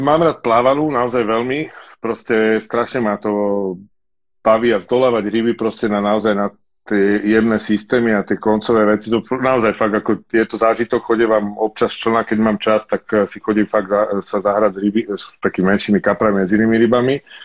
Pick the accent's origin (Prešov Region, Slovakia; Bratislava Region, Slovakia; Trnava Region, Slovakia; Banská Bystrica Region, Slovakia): Bratislava Region, Slovakia; Bratislava; s bratom u nás v Petržalke na chorvátskom ramene, na veľkom dražďaku